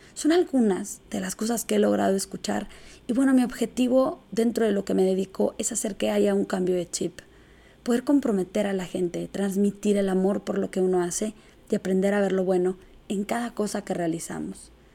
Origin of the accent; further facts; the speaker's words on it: Chihuahua, Mexico; Soy originaria de Chihuahua, Chihuahua y arriba el norte. Me gusta ser de aquí.